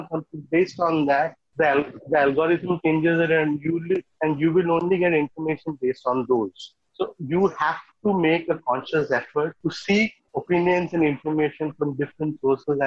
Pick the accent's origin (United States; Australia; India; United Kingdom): India; Guwahati, Assam; also born or lived in Pune / Mumbai; now in Kolkata, India; Currently, I am in Kolkata, but I'm originally from Guwahati, and I did my education in Pune